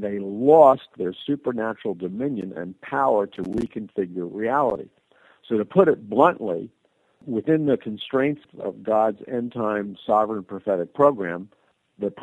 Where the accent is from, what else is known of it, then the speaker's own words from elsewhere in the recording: United States; I'm an American